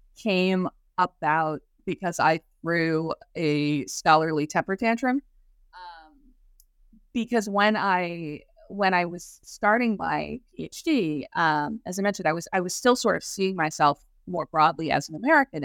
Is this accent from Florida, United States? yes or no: yes; Clearwater, Florida, United States; because I grew up in Clearwater, Florida, which is where the headquarters of the Church of Scientology is.